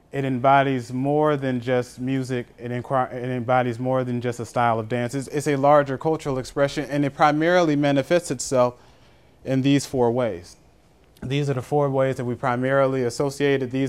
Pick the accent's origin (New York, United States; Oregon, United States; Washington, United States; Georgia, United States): Georgia, United States; Atlanta; I'm from Atlanta, so I'm kind of familiar.